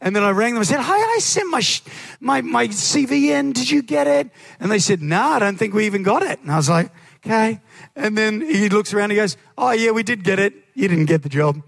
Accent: New Zealand; moved away as an adult; now in Australia; I'm originally from New Zealand.

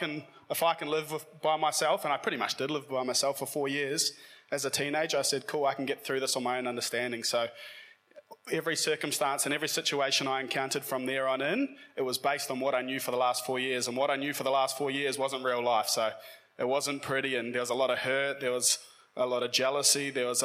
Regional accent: New Zealand; moved away as an adult; now in Australia; growing up as a New Zealander

